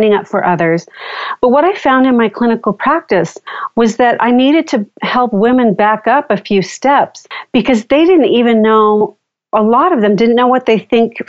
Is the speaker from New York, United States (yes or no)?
no; Southern California, United States; I grew up in Southern California and spent a lot of time at the beach